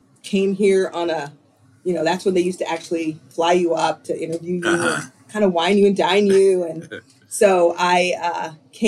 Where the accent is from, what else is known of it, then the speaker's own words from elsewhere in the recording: Dayton, Ohio, United States; now in Rochester, United States; my sister and I were raised in Dayton in this beautiful little neighborhood